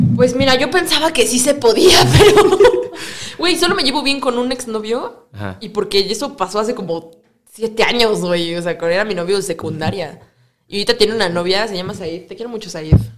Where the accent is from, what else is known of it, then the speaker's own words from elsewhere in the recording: Cuernavaca, Morelos, Mexico; moved away as an adult; now in Mexico City, Mexico; yo, soy de Cuernavaca